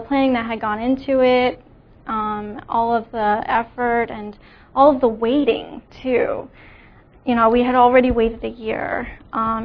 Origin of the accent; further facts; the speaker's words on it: New Jersey, United States; I grew up in New Jersey.